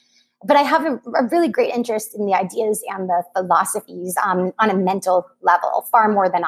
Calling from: California, United States; No, I'm about an hour and a half away from the East Bay.

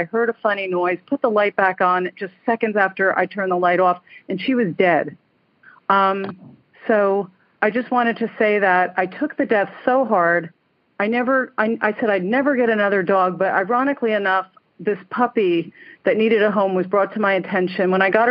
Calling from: Stuart, Florida, United States; I'm calling from Stuart, Florida.

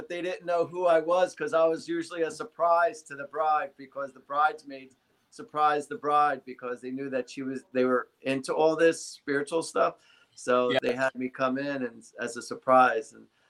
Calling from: New Jersey, United States; I'm in New Jersey. I'm about 40 minutes shy of New York City.

